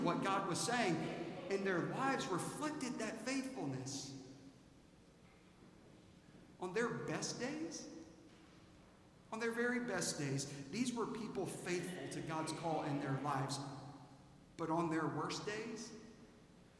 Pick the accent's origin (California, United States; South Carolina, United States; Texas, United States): South Carolina, United States; Aiken; born or raised there; moved away